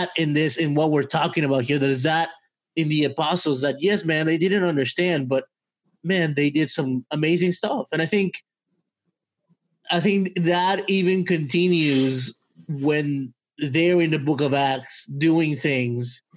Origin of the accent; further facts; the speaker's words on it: Mexico; moved away; my childhood was spent in Mexico and a lot of stuff happened to me while growing up in Mexico